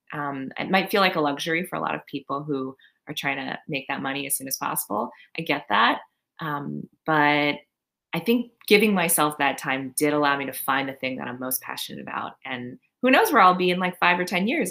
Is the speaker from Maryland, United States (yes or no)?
yes; Maryland, United States; also born or lived in Long Island, New York; now in New York, United States; So I grew up in Maryland. I was born in Long Island